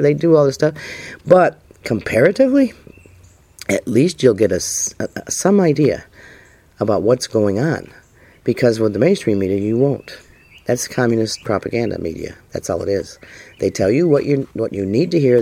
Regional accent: United States; I, for one, was born in America

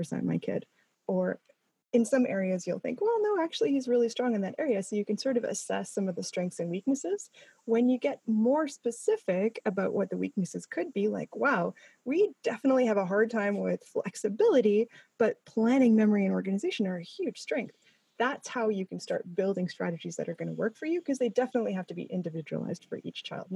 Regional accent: Canada; I'm Canadian.

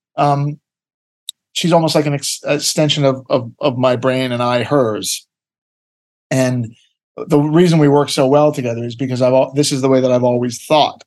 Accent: Ottawa, Ontario, Canada; I am from Canada. I was born in Ottawa, uh, Canada, uh, North America.

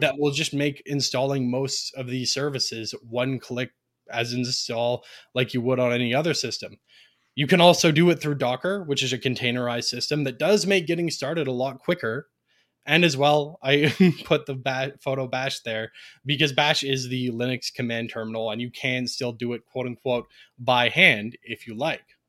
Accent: Ontario, Canada; I'm a Canadian, as has been mentioned, born and raised in Ontario, Canada

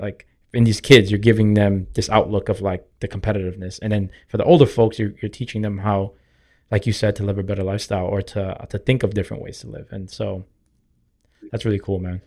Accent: Boston, Massachusetts, United States; But growing up in Dorchester, like, you get made fun of for riding the bus

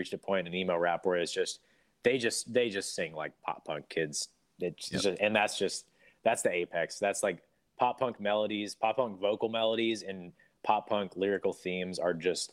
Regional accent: Portland, Oregon, United States; I grew up in Portland, Oregon

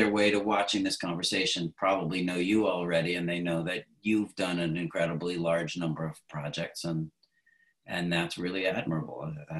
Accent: Williamstown, Massachusetts, United States; Williamstown, Massachusetts. Population 6,000.

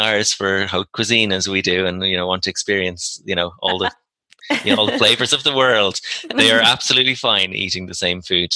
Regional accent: Ireland; I'm Irish

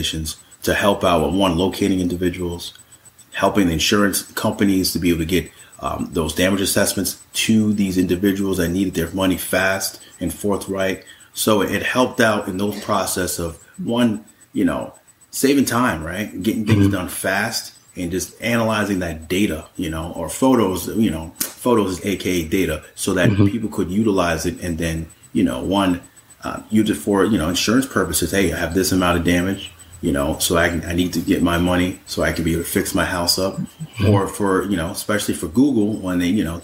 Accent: Shirley, New York, United States; I'm originally from Long Island, North Shirley in Suffolk County, New York. Was born and raised.

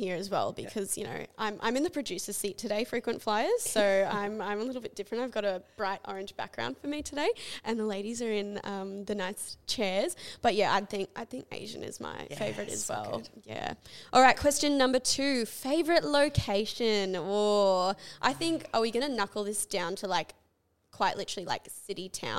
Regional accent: Canada; moved away; growing up in Canada

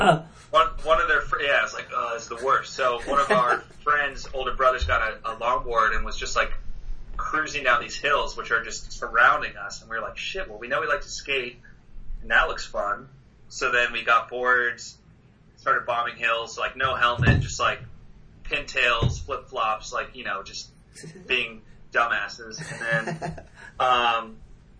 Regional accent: Harvard, Massachusetts, United States; growing up in Harvard, it's like a super hilly town

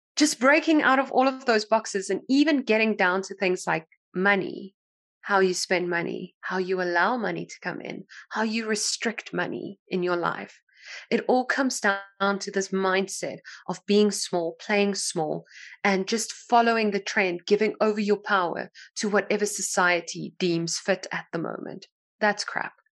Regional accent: South Africa; I'm from South Africa

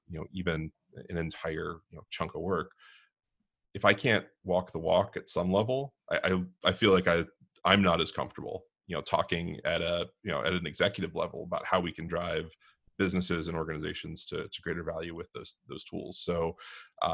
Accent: Pittsburgh, Pennsylvania, United States; now in Southern California, United States; I grew up in Pittsburgh

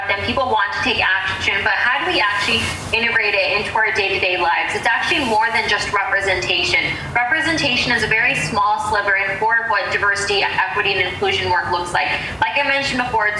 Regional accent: Chicago, Illinois, United States; also born or lived in Skokie, Illinois; I was born and raised in Rogers Park, which is a north suburb within the city of Chicago, and moved to Skokie when I was 9 years old

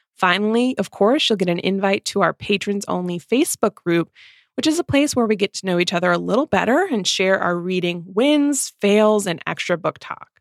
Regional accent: Midwest, United States; two Midwest mood readers

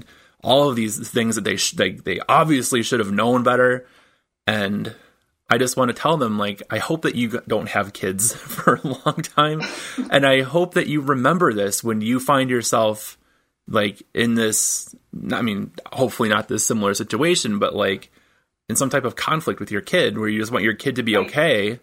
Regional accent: Michigan, United States; moved away; I'm originally from Michigan

